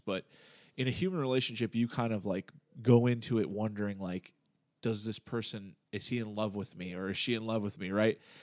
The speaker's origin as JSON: {"language": "English", "country": "United States", "said": "I'm thoroughly American, you know, and have been, you know, raised in this way"}